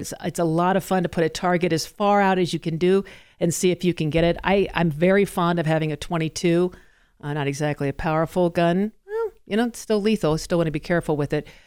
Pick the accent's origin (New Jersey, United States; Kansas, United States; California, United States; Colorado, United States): Colorado, United States; I am in fact a Colorado native